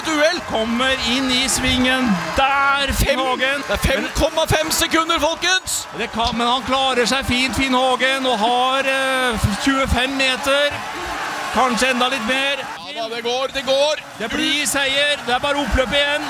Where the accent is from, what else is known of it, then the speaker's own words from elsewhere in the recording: Northern Norway, Norway; vi er to fra Nord-Norge